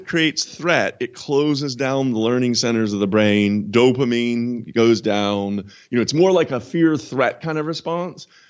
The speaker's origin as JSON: {"language": "English", "country": "United States", "moved": "yes", "lives_now": "London, United Kingdom", "said": "I'm an American."}